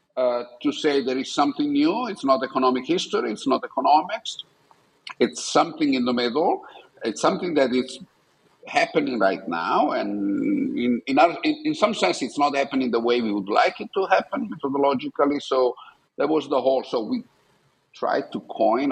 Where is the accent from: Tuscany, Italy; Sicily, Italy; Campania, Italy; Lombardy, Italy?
Lombardy, Italy; Buccinasco; also born or lived in Milan; so I was born in Milan, Italy, um, and I grew up in a small town outside Milan, which is called Buccinasco